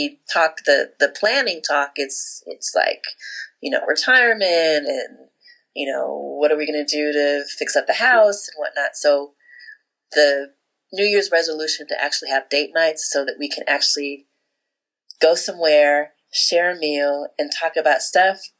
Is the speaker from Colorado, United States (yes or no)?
no; California, United States; moved away; We are from California